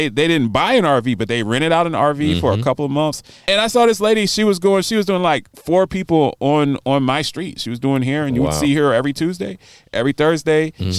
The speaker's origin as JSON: {"language": "English", "town": "Baltimore", "region": "Maryland", "country": "United States", "tie": "born or raised there", "said": "I grew up in Baltimore."}